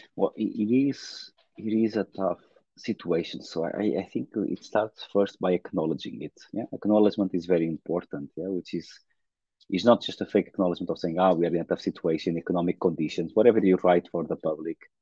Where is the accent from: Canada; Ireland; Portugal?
Portugal; I was born in Portugal, a small town south of Porto